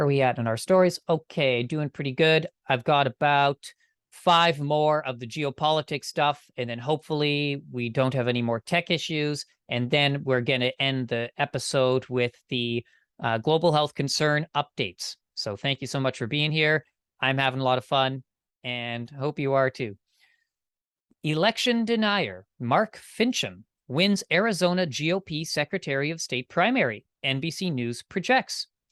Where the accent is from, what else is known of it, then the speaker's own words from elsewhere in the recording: Canada; I'm Canadian